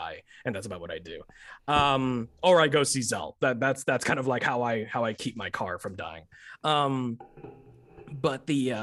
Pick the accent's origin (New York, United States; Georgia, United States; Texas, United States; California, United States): Texas, United States; moved away as an adult; also born or lived in Chicago / Irving; I've been in Texas from the time I was 4 until last year. So 4 until 31